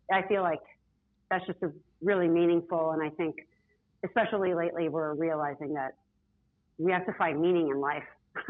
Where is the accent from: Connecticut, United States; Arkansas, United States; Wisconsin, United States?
Wisconsin, United States; Milwaukee; also born or lived in upstate New York / San Francisco; now in Chicago, United States; I grew up in Milwaukee.